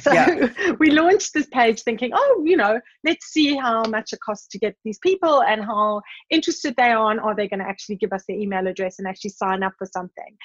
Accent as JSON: {"language": "English", "country": "South Africa", "tie": "born or raised there", "said": "growing up in South Africa in the time that I did"}